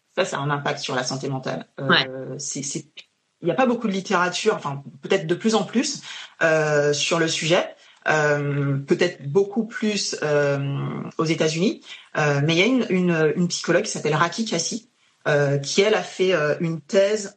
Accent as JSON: {"language": "French", "country": "Guadeloupe", "lives_now": "France", "said": "Je suis guadeloupéenne"}